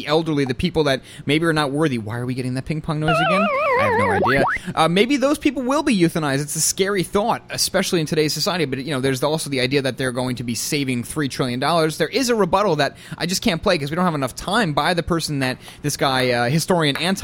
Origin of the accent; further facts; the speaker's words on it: New York, United States; being a New Yorker